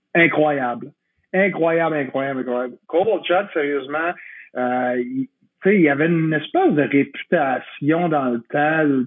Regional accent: Quebec, Canada; je suis québécois comme toi

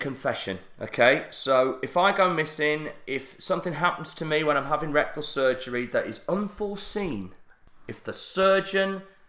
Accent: Barnsley, Yorkshire and the Humber, United Kingdom; there is East Yorkshire, but I'm from South Yorkshire.

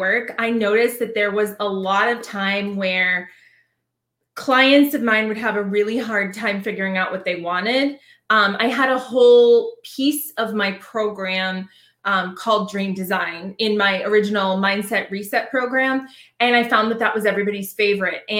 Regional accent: Boston, Massachusetts, United States; now in Savannah, United States; I'm originally from Boston, Massachusetts, but I live now outside of Savannah, Georgia

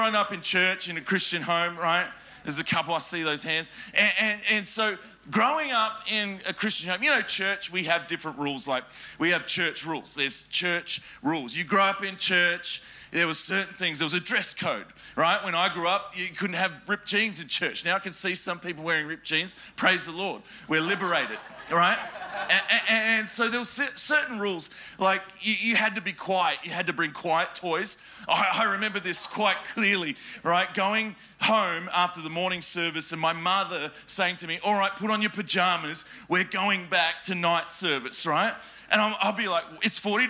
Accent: Adelaide, South Australia, Australia; now in Melbourne, Australia; So I was born in Adelaide, in a tiny country town and called Adelaide. If you blink, you miss it. And I grew up there.

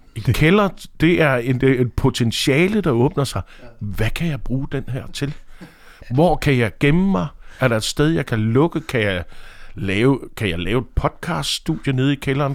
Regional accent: Aarhus, Central Denmark Region, Denmark; now in Copenhagen, Denmark; Jeg er fra Aarhus oprindeligt

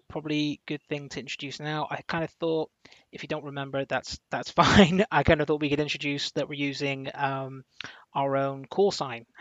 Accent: Plymouth, South West England, United Kingdom; I come from Plymouth

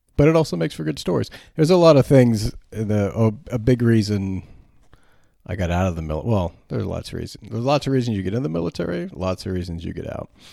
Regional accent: United States; I'm an American

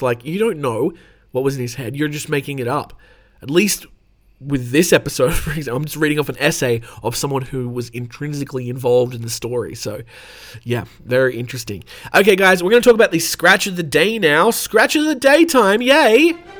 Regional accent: Australia; I'm obviously from Australia

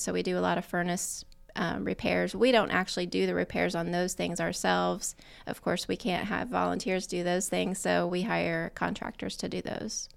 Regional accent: Yorktown, Indiana, United States; Grew up in Yorktown, graduated from Yorktown High School

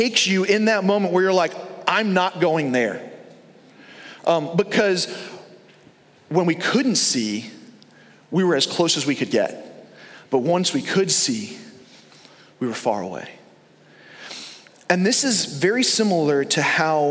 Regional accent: New York, United States; now in Fort Myers, United States; we grew up in New York

